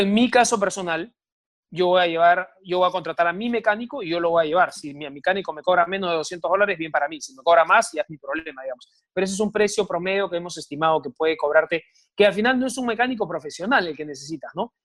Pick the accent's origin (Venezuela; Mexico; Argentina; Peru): Peru; me incluyo como peruano